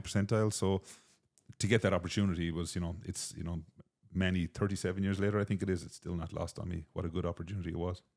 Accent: Dungarvan, Munster, Ireland; moved away as an adult; also born or lived in Antigua / Boston; now in United States; my hometown in Dungarvan

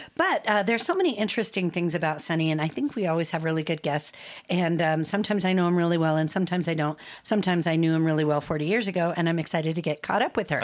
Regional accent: Arvada, Colorado, United States; also born or lived in Georgia, United States; I was born in Colorado, and we lived in Georgia for six years. When we came back in 1980, um, started going to public school in Arvada

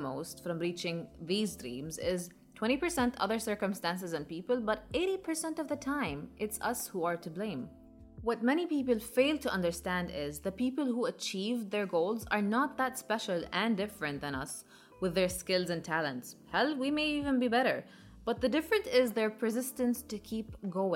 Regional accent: Jordan; moved away; back in my home country, Jordan

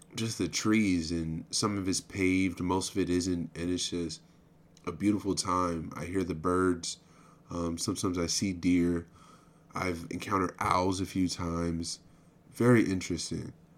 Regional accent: United States; I'm an American

